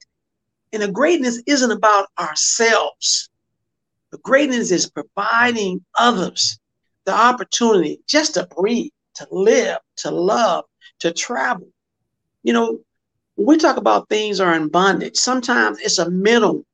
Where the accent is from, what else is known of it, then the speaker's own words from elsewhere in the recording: United States; we as Black Americans, we celebrate Black History Month.